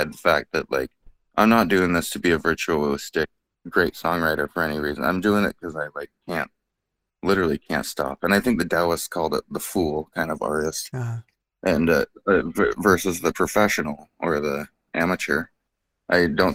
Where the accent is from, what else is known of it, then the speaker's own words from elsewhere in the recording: Bellingham, Washington, United States; I'm born and raised in Bellingham.